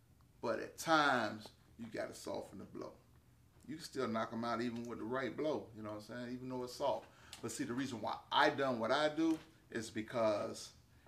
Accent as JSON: {"language": "English", "region": "Florida", "country": "United States", "said": "I'm originally from Polk County, Florida."}